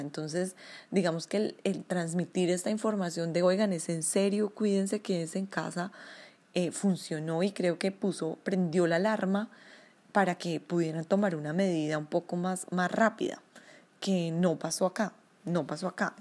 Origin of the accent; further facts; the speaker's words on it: Colombia; now in Oslo, Norway; Soy una colombiana, vivo en Oslo, Noruega